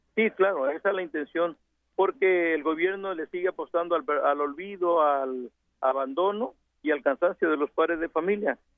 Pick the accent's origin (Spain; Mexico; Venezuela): Mexico; todos somos mexicanos